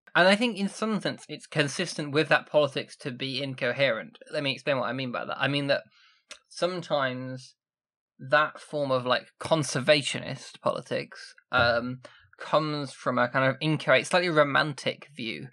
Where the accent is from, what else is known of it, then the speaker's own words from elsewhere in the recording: Sheffield, Yorkshire and the Humber, United Kingdom; I'm from Sheffield